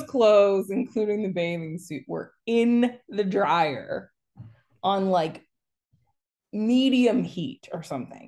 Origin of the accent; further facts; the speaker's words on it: Pennsylvania, United States; being from Pennsylvania